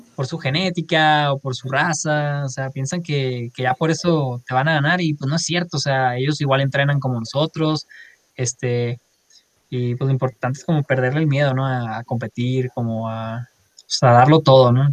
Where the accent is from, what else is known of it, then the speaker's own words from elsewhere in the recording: Culiacán, Sinaloa, Mexico; moved away as an adult; now in Monterrey, Mexico; soy de Culiacán, Sinaloa, este, ahí nací, ahí crecí, ahí viví 18 años